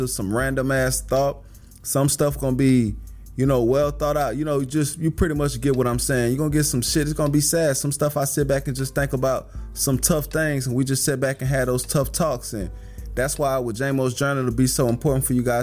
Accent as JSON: {"language": "English", "town": "Houston", "region": "Texas", "country": "United States", "said": "I'm from Houston. I'm 31. I'm black."}